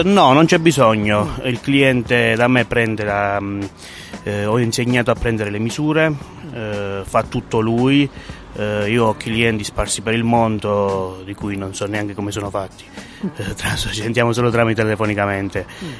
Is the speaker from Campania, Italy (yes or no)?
no; Sant'Arcangelo, Basilicata, Italy; restare nel mio paese